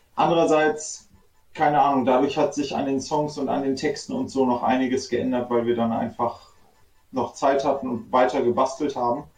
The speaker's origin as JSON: {"language": "German", "town": "Göttingen", "region": "Lower Saxony", "country": "Germany", "tie": "born or raised there", "moved": "as an adult", "lives_now": "Berlin, Germany", "said": "wir sind ja ursprünglich aus Göttingen, sind auch groß geworden und dann irgendwann abgehauen."}